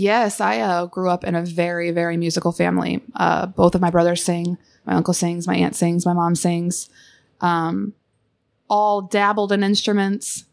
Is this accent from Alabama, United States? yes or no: no; Southern Illinois, United States; I'm from Southern Illinois